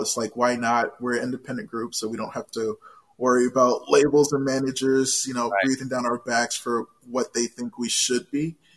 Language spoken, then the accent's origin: English; Washington, District of Columbia, United States; moved away; I was born and raised in Washington, D.C.